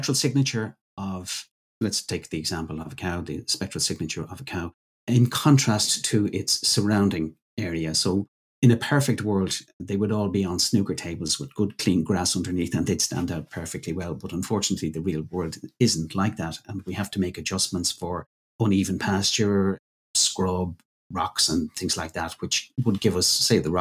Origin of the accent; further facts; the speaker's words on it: Ireland; my home country, Ireland